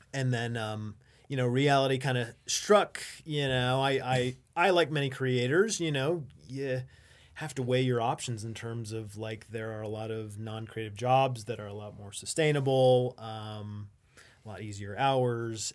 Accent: Las Vegas, Nevada, United States; now in Reno, United States; I'm originally from Las Vegas

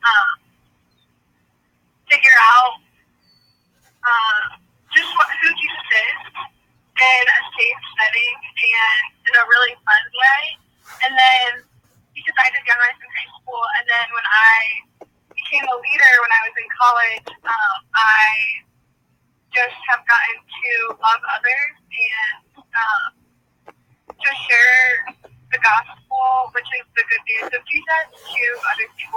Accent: Columbus, Ohio, United States; I am from Columbus, Ohio

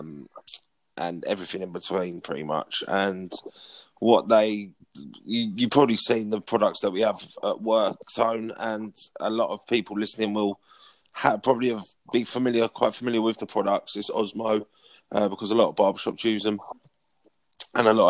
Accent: Potters Bar, East of England, United Kingdom; moved away as an adult; also born or lived in Sandy, Bedfordshire; now in Essex, United Kingdom; I'm from South Hertfordshire, Brinking on North London, in a little town called Potter's Bar, population of about 20,000 people. I grew up there pretty much all my life.

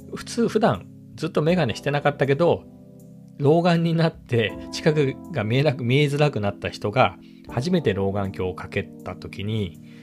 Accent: Ibaraki, Japan; 僕茨城なんですけど実家が

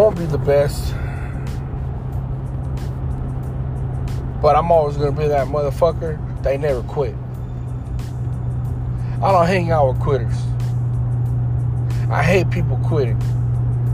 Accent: Houston, Texas, United States; I come from Houston. Screwston. Greenspoint. Third Ward. South side of Houston. I grew up all parts of Houston.

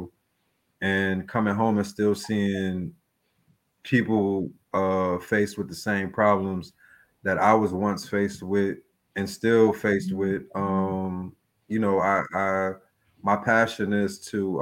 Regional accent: New York City, New York, United States; moved away as an adult; now in Macon, United States; I'm from the Bronx. I came to Macon in about 2016

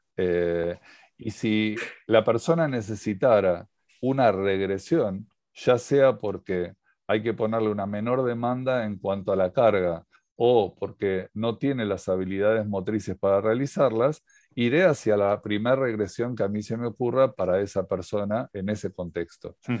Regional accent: Argentina; siendo en Argentina

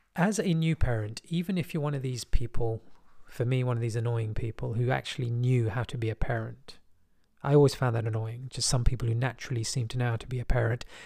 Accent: London, United Kingdom; I was from West London

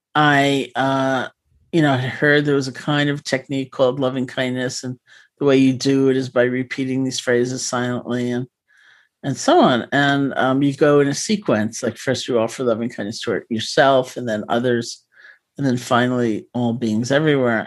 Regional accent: New York City, New York, United States; I grew up in New York City

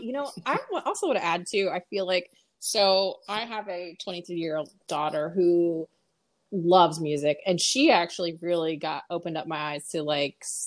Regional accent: Pennsylvania, United States; moved away; also born or lived in Texas; I grew up in Pennsylvania

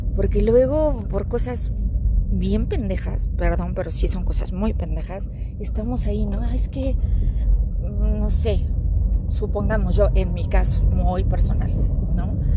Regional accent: Mexico City, Mexico; now in Aguascalientes, Mexico; ya que vivimos en Aguascalientes, pero crecimos en Ciudad de México

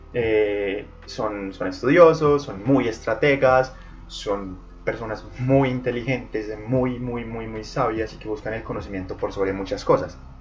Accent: Colombia; en Colombia, centrémonos en mi país, en mi región

